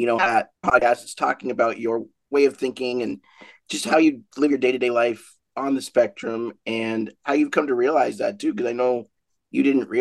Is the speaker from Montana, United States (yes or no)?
yes; Great Falls, Montana, United States; now in Billings, United States; I'm from Montana. I was born in Great Falls. Now I live here in Billings and have for 17 years.